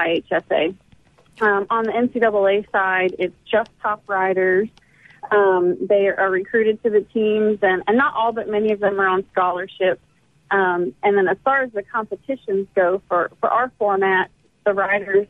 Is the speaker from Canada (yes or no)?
no; Pennsylvania, United States; moved away as an adult; also born or lived in Texas / New Mexico / Tennessee; now in Mississippi, United States; grew up in Pennsylvania